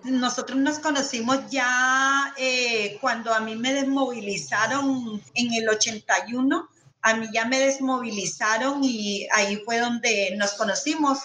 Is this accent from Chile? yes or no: no; Nicaragua; moved away as an adult; now in Colombia; soy nicaragüense, eh, tengo ya 20 años de vivir en Colombia